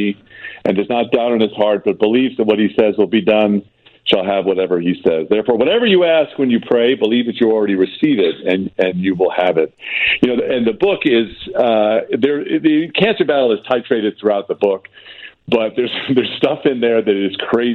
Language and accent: English; Long Island, New York, United States; moved away as an adult; also born or lived in North Carolina; growing up on Long Island